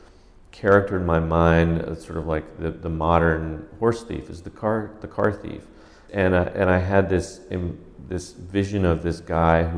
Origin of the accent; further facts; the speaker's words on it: the West, United States; moved away; growing up in the West